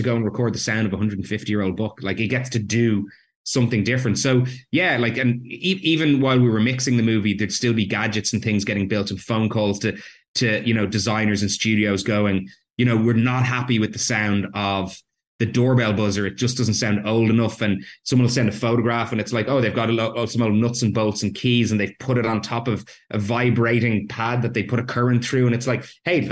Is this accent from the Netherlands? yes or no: no; Ireland; I grew up in Ireland